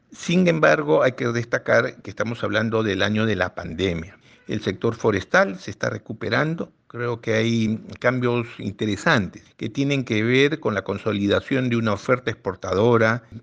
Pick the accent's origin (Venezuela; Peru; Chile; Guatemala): Peru